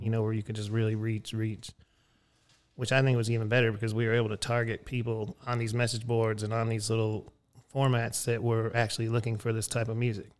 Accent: Texas, United States; I was from Texas.

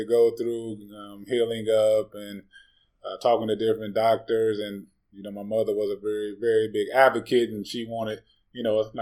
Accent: Gary, Indiana, United States; I'm originally from Northwest Indiana, Gary, Maryville area.

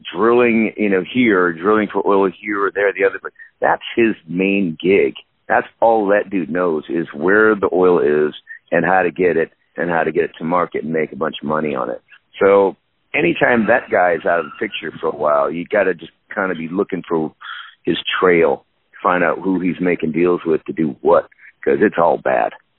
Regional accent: Minnesota, United States; born or raised there; also born or lived in San Diego, California / West Palm Beach, Florida

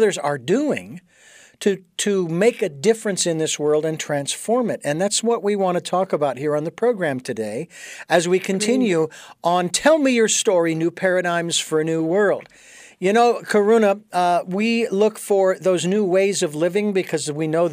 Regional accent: Phoenix, Arizona, United States; now in Santa Barbara, United States; I was born and raised in Phoenix, Arizona

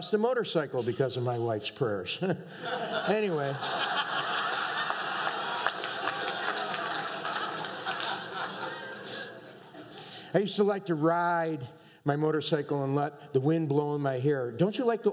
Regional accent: New York, United States; I'm from New York. We're noisy people

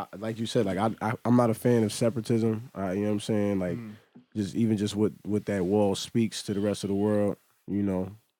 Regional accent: New York, United States; just growing up in New York and just seeing Trump Towers just built in seconds

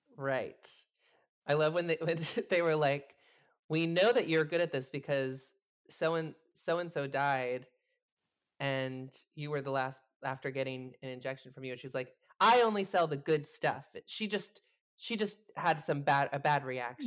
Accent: New Jersey, United States; I'm from New Jersey

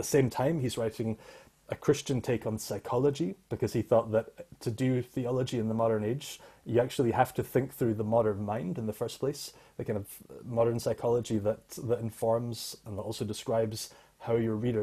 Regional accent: Scotland, United Kingdom; I grew up in the Free Church of Scotland, so Scottish Presbyterian tradition.

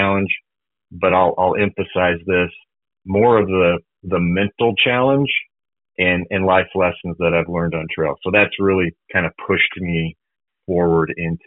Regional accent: Colorado, United States; I grew up in Colorado, and so just being, you know, near the mountains

